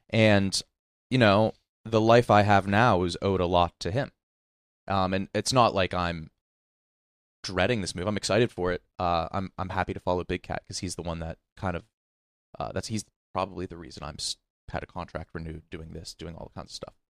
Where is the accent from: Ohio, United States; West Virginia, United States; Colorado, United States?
West Virginia, United States; Wheeling; born or raised there; moved away